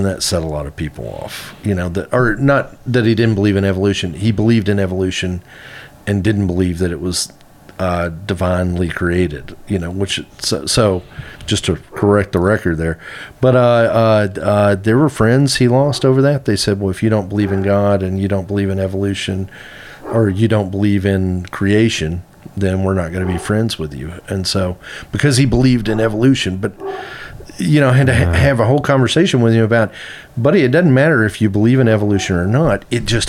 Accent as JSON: {"language": "English", "region": "Arkansas", "country": "United States", "tie": "born or raised there", "also_born_or_lived": "San Francisco / East Coast", "moved": "as an adult", "said": "I grew up in Arkansas, but I left"}